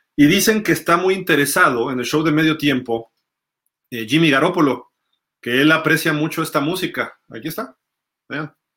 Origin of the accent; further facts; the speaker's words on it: Mexico; Aquí en México son fans mexicanos, somos fans mexicanos